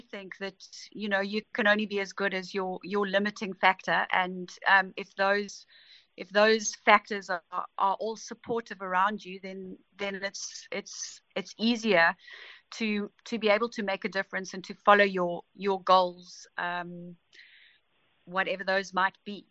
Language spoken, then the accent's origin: English; Pietermaritzburg, KwaZulu-Natal, South Africa; I grew up in Pietermaritzburg